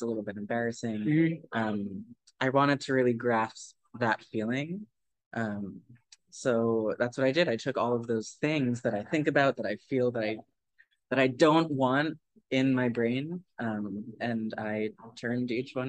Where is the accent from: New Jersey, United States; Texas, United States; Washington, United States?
New Jersey, United States; moved away; also born or lived in Long Island; I'm from New Jersey